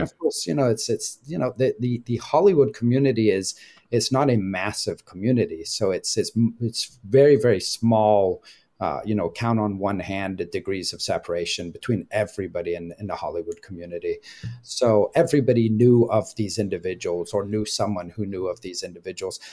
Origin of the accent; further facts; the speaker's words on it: Scotland, United Kingdom; I grew up in Scotland